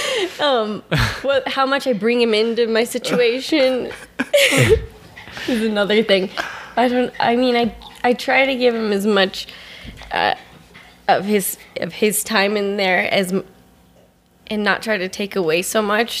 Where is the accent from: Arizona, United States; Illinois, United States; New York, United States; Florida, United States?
Arizona, United States; Scottsdale; moved away; also born or lived in Denver / San Francisco / Colorado; grew up in Arizona